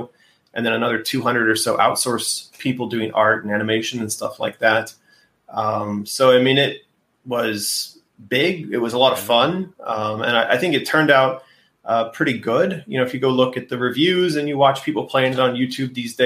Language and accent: English; United States; moved away as an adult; now in China; as an American citizen with a passport and a Social Security number